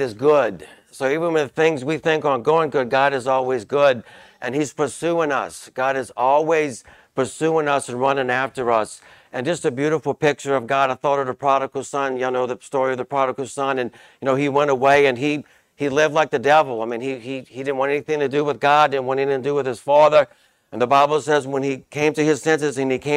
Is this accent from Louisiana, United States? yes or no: yes; Chalmette, Louisiana, United States; also born or lived in New Orleans; But I'm actually from Chalmette. I was born in New Orleans and moved to Chalmette, I think, when we were 2 years old.